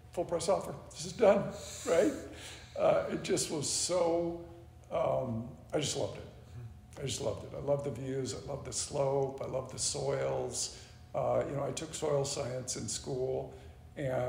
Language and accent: English; Portland, Oregon, United States; As a kid, I grew up here in the Valley